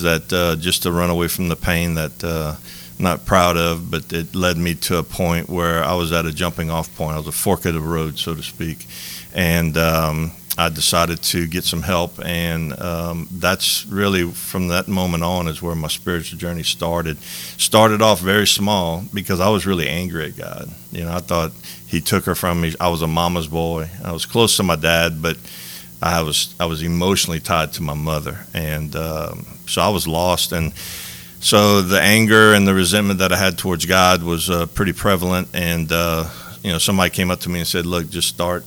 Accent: Lafayette, Louisiana, United States; I was born and raised in Lafayette, Louisiana

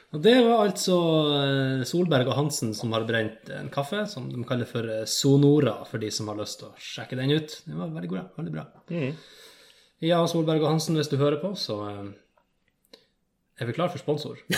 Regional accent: Finnfjord, Troms, Norway; moved away; hvis jeg drar hjem til Finnfjorden

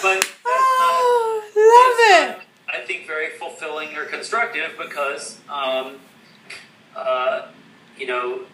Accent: West Coast, United States; I'm an American. I was born on the West Coast.

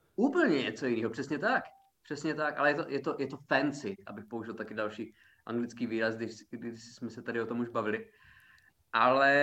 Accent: Czechia; já jsem Čech

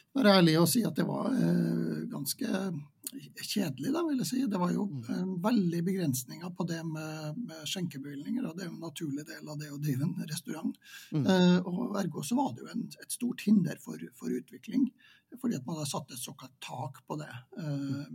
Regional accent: Vadsø, Finnmark, Norway; moved away as an adult; now in Trondheim, Norway; jeg er jo født og oppvokst i Vadsø

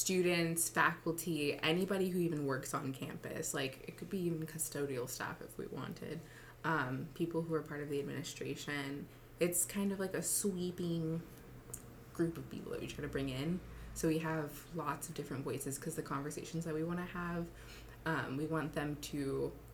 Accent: San Francisco, California, United States; moved away as an adult; now in Tacoma, United States; I'm from San Francisco, but now I'm in Tacoma

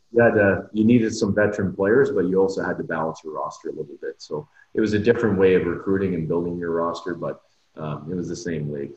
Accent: North Bay, Ontario, Canada; moved away; we're both from North Bay originally

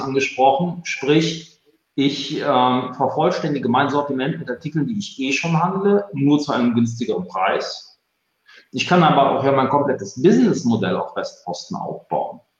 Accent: Cologne, North Rhine-Westphalia, Germany; Bin ich als Kölner gewohnt

